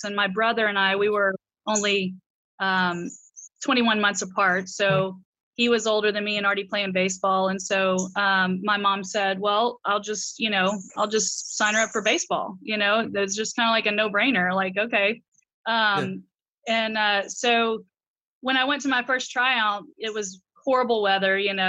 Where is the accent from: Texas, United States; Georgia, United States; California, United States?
Georgia, United States; Albany; Yeah, and I'm from the South. I'm a Georgia peach through and through, but I don't really have much of an accent. But you know, it's Albany down there. You know, it's not Albany, New York. It's Albany, Georgia.